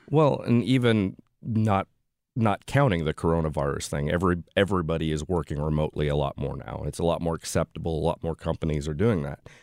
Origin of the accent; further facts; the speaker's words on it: Central Illinois, United States; moved away as an adult; now in St. Louis, United States; I'm from the Central Illinois area